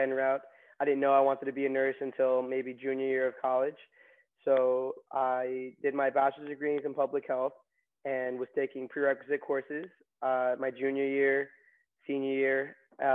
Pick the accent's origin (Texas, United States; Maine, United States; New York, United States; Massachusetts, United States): New York, United States; Long Island; also born or lived in Queens, New York / Maryland; I was born in Queens and grew up in Long Island